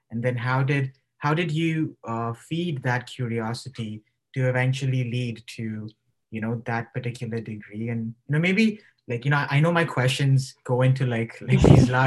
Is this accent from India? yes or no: yes; India; also born or lived in Bahrain / United Kingdom; I was coming to terms with this idea of being Indian and in a foreign context like Bahrain